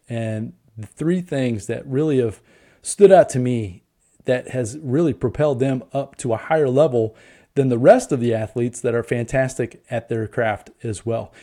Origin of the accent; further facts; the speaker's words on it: Indianapolis, Indiana, United States; I'm from Indianapolis